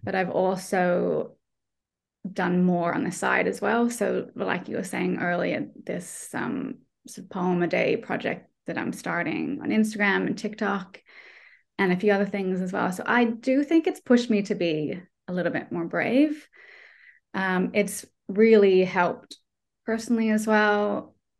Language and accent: English; Australia; moved away as an adult; now in Ireland; I'm not Irish. I'm Australian. I'm just living here.